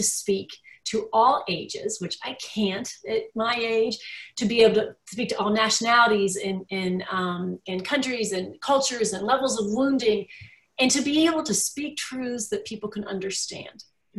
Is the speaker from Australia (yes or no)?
no; United Kingdom; Like we have a joke that I'm too British to be funny.